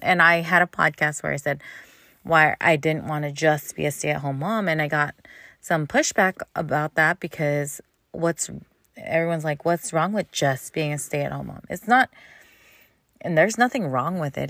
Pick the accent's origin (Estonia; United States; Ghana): United States; California; I'm from California